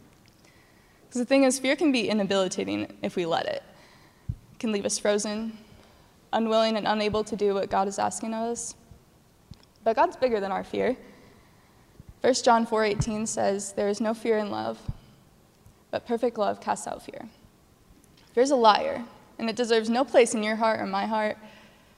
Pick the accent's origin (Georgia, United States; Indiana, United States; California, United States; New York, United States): Indiana, United States; Greenwood; Greenwood, Indiana. And that's my hometown.